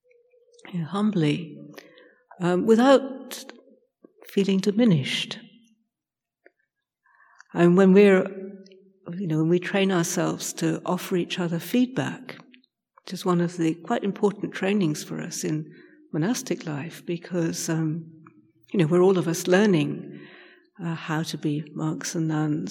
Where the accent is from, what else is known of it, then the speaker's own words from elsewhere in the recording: United Kingdom; I'm British